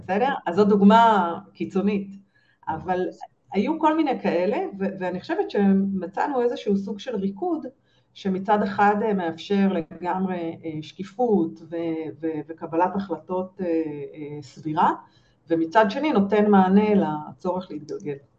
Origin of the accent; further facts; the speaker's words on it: Israel; אנחנו כישראלים